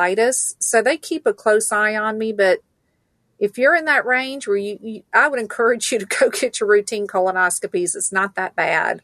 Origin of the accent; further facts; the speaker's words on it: Stone Mountain, Georgia, United States; also born or lived in Valdosta, Georgia; I was born in Valdosta, Georgia. I'm a good South Georgia girl. I grew up in Stone Mountain